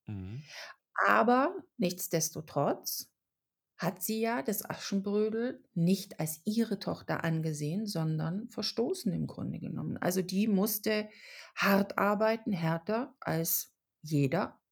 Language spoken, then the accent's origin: German; Germany; born or raised there; also born or lived in Czech Republic